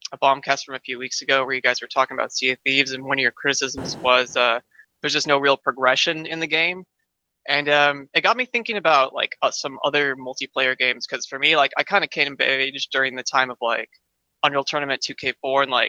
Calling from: Houston, Texas, United States; Hi, this is uh … from Houston.

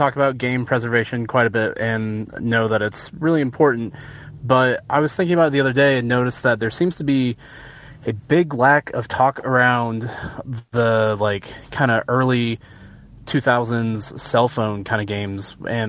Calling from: Joplin, Missouri, United States; Hey, it is … from Joplin, Missouri.

